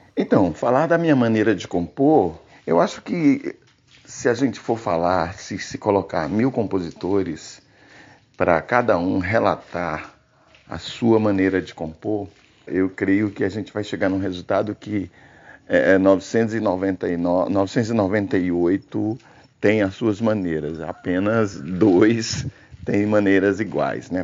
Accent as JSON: {"language": "Portuguese", "town": "Gurupi", "region": "Tocantins", "country": "Brazil", "tie": "born or raised there", "also_born_or_lived": "Cristalândia, Tocantins", "lives_now": "Palmas, Brazil", "said": "sou natural de Cristalândia, Tocantins. É, vivi minha infância e adolescência toda em Gurupi"}